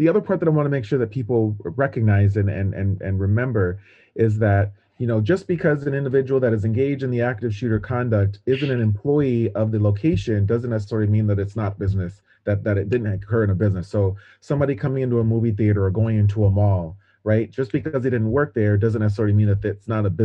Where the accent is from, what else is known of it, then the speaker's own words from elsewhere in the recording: California, United States; growing up in California